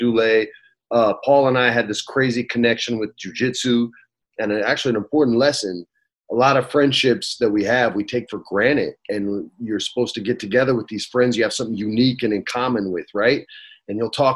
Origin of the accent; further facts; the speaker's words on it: Los Angeles, California, United States; also born or lived in Albuquerque, New Mexico; He goes, "Where are you from?" I go, "LA."